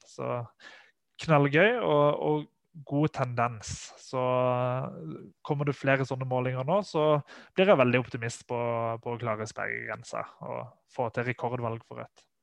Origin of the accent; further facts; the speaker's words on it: Sørlandet, Norway; der jeg kommer fra, fra Sørlandet